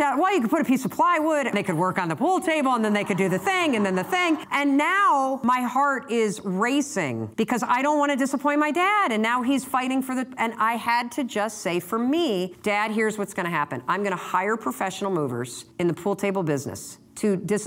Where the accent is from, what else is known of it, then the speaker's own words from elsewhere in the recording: Muskegon, Michigan, United States; now in Boston, United States; I grew up in Muskegon, Michigan, where Brunswick was founded